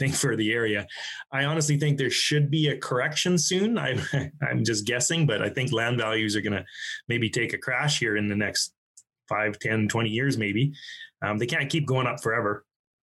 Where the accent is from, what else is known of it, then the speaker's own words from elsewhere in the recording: Alberta, Canada; I'm from Alberta